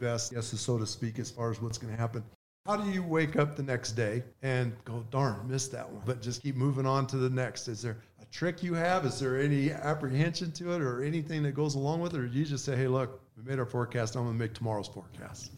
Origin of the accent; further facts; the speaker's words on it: Flagstaff, Arizona, United States; Growing up in Flagstaff